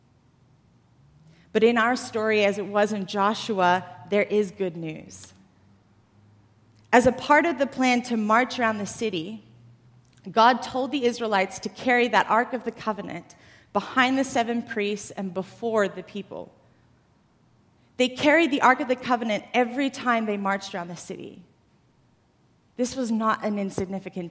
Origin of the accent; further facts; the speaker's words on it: Australia; moved away as an adult; now in United States; I didn't actually grow up in the U.S. I grew up in Australia.